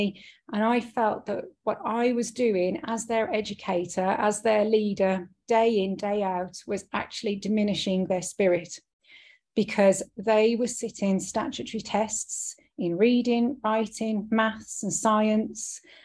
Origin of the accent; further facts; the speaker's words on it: United Kingdom; moved away; I'm British. That's where I was born and raised